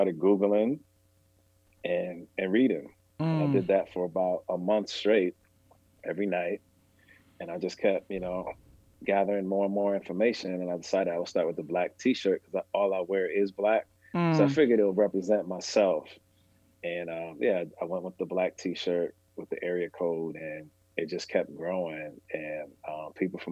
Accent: Massachusetts, United States; we are from Massachusetts, but we're not from Boston.

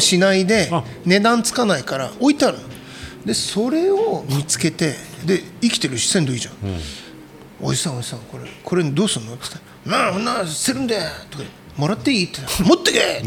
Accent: Japan; moved away as an adult; also born or lived in Europe; 自分が生まれ育ったのも海の近くで

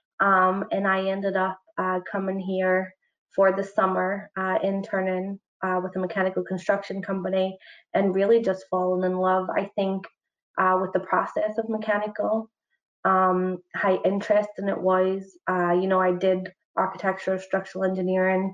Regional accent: Northern Ireland, United Kingdom; moved away as an adult; also born or lived in Belfast; now in New York, United States; I am from Northern Ireland, which is very far from New York.

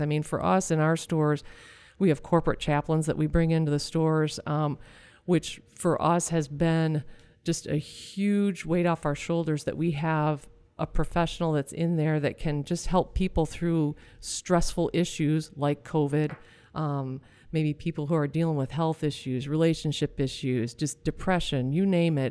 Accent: Michigan, United States; we're from Michigan

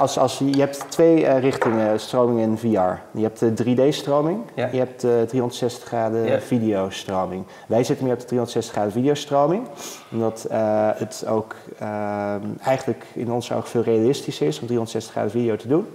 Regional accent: Netherlands; als Nederlander

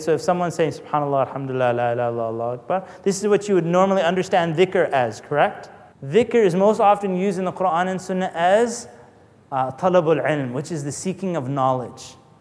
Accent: Canada; I'm not American anyway. I'm Canadian

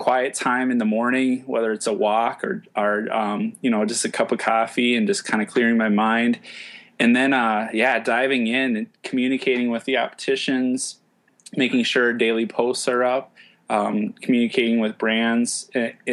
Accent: Minnesota, United States; I'm from Minnesota

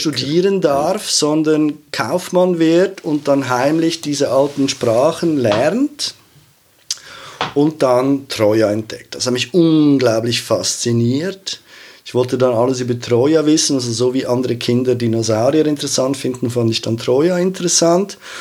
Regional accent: Zurich, Switzerland; also born or lived in Feldmeilen; ich so als Zürcher Kind

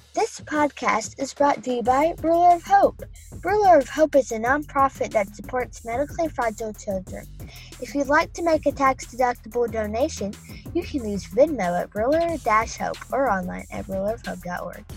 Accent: Starkville, Mississippi, United States; I grew up in Starkville, Mississippi, where Mississippi State is

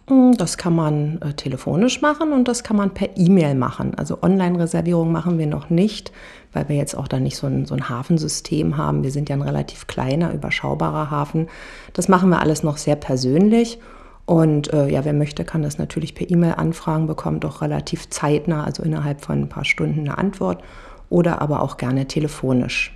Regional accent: Berlin, Germany; moved away as an adult; now in Potsdam, Germany; Ich bin in Berlin-Spandau groß geworden, an der Havel tatsächlich, und äh, habe meine Kindheit und ja, meine ganze Jugend auch an der Havel zugebracht.

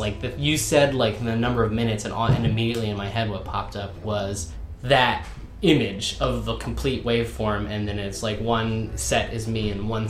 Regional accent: Virginia, United States; accent: Southern; because I come from the South. From the southern United States. Like, folks back home don't talk like I do.

